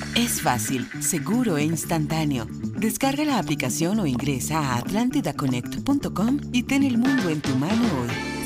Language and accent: Spanish; Honduras; now in Dallas, United States; soy hondureño